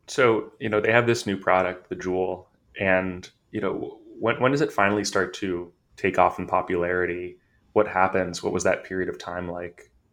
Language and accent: English; California, United States; I'm from California